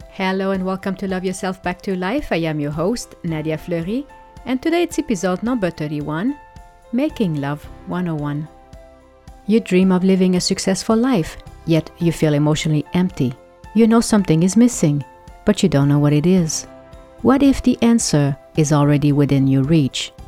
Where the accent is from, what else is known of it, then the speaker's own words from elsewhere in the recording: Quebec, Canada; I'm French Canadian